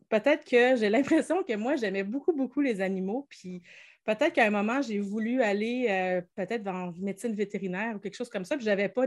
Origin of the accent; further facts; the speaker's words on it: Quebec City, Quebec, Canada; je suis née à Cap-Rouge et je suis toujours à Cap-Rouge 46 ans plus tard.